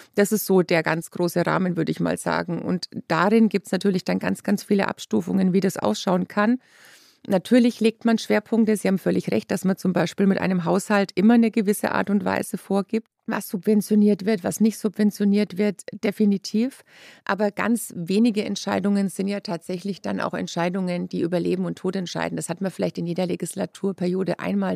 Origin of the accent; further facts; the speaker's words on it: Lower Franconia, Bavaria, Germany; ich bin aus Unterfranken